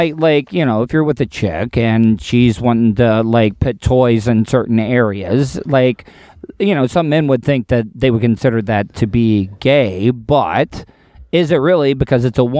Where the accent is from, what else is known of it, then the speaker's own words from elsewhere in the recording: the South, United States; Growing up in the South